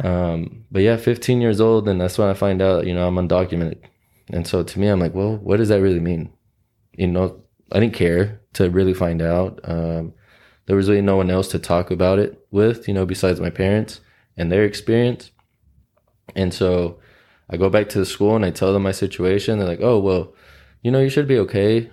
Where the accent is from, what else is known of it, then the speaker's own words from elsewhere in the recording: Oklahoma City, Oklahoma, United States; also born or lived in Mexico City / Texas; grew up in South Oklahoma City